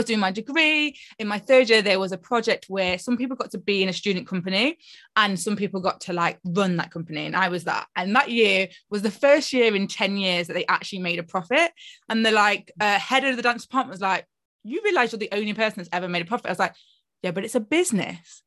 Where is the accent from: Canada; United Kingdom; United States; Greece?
United Kingdom; Nottingham, East Midlands; I'm from Nottingham